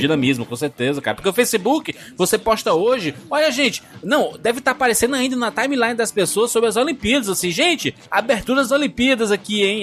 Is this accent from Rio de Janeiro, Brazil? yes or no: no; Fortaleza, Ceará, Brazil; eu sou, eu sou de Fortaleza